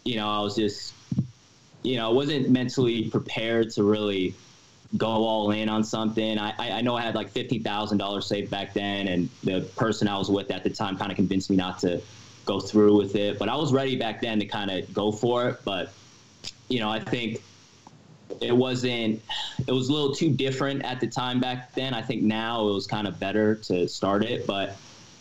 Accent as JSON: {"language": "English", "town": "Seattle", "region": "Washington", "country": "United States", "tie": "born or raised there", "also_born_or_lived": "Wisconsin / Los Angeles", "moved": "as an adult", "lives_now": "Las Vegas, United States", "said": "my family's from Seattle, Washington. That's where I kind of grew up. But when I was 18, I moved to LA to go to film school"}